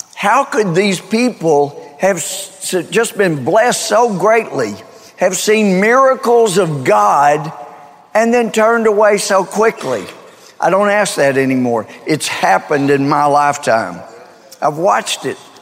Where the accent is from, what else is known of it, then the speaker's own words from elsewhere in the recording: Mount Pleasant, Texas, United States; moved away as an adult; now in Tyler, United States; I grew up in Mount Pleasant. It's up in far northeast Texas